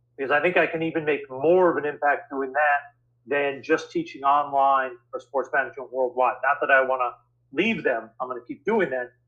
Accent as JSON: {"language": "English", "town": "New York City", "region": "New York", "country": "United States", "tie": "born or raised there", "said": "I grew up in New York City"}